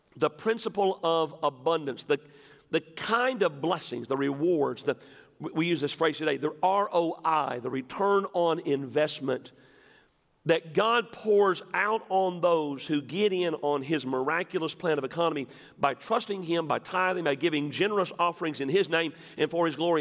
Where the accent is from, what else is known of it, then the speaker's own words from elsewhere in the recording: West Tennessee, United States; I'm from West Tennessee